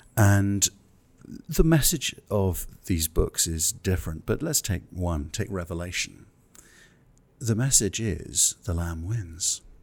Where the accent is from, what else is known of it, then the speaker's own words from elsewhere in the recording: England, United Kingdom; I'm English